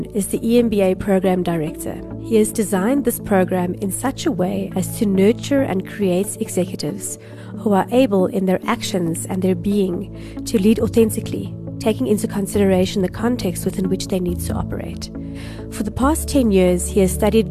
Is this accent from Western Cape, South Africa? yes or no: no; Westville, KwaZulu-Natal, South Africa; I grew up in Westville.